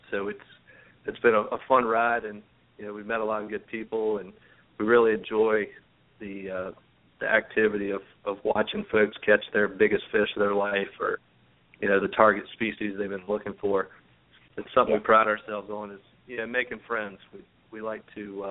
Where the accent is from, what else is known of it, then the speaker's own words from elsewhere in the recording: Chesapeake, Virginia, United States; we grew up in Western Branch in Chesapeake, and we were on the creek there